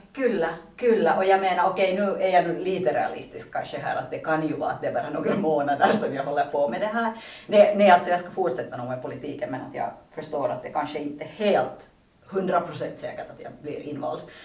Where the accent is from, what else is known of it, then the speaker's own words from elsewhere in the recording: Pargas, Southwest Finland, Finland; moved away as an adult; now in Vantaa, Finland; jag är hemma från Pargas men jag bor i Vanda sedan åtta år tillbaka